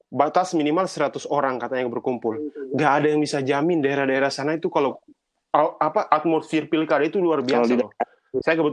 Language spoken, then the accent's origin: Indonesian; Southeast Sulawesi, Indonesia; kampung saya di Sulawesi Sulawesi Tenggara saya harus pulang